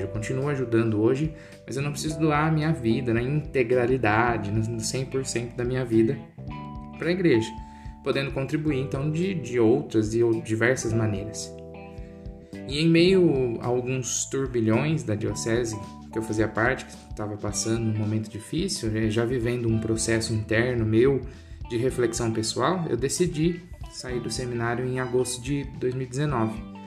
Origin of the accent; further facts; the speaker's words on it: Porto Ferreira, São Paulo, Brazil; Eu nasci em Porto Ferreira, em maio de 1995